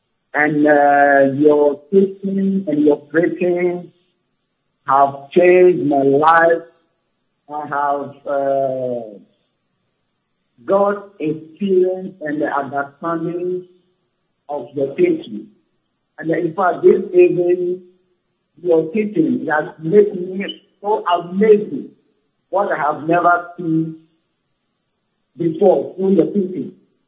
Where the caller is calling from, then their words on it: Germany; I am calling from Germany.